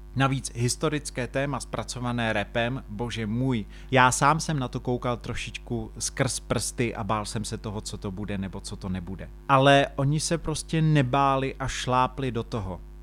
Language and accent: Czech; Czechia; tady u nás v Čechách